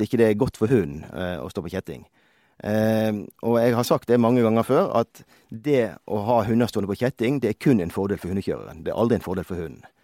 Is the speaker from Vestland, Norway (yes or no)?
yes; Bergen, Vestland, Norway; moved away as an adult; now in Røros, Norway; jeg er opprinnelig fra Bergen, som de fleste kanskje hører